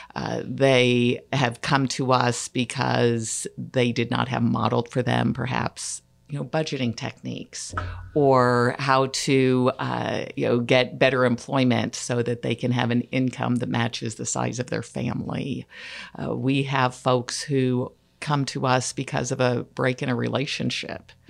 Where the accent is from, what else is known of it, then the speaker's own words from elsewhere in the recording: Platte County, Missouri, United States; I was raised in Platte County